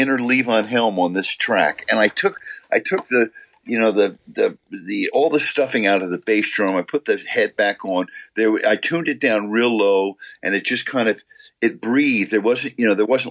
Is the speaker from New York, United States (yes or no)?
yes; New York, United States; growing up in New York